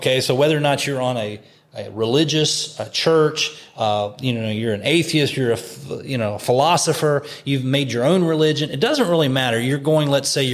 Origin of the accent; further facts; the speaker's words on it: West Virginia, United States; I'm from West Virginia, not my home church, but in West Virginia